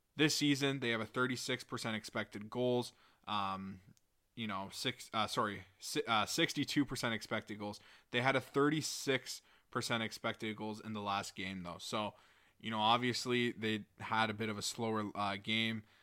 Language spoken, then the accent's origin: English; York Simcoe area, Ontario, Canada; here in my hometown